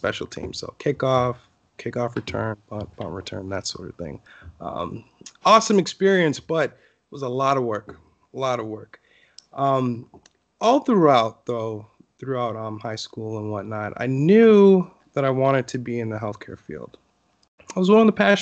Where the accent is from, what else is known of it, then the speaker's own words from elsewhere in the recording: Hollywood, Florida, United States; I grew up in Hollywood, Florida, which is about 30 minutes north of Miami